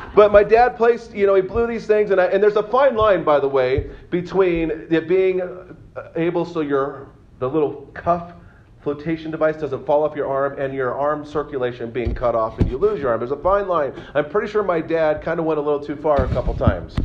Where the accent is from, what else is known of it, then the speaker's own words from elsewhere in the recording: Santa Cruz, California, United States; moved away; I was born in Santa Cruz